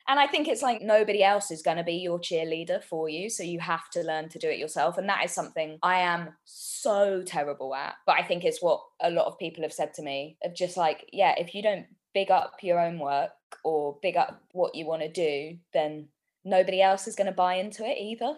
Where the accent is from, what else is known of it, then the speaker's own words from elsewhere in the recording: London, United Kingdom; born and bred in North London. So I we kind of grew up in Southgate and then my parents split up and we moved further to kind of Enfield